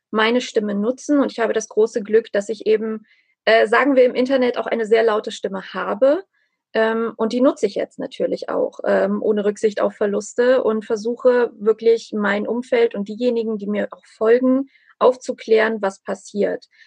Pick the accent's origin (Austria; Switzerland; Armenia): Armenia; einfach um mein, mein Heimatland, also auch um Nachbarn, um Freunde, auch um Menschen, die ich nicht kenne. Denn diese ganze ähm, diese ganze Geschichte Armeniens und äh, sozusagen der armenischen Ethnie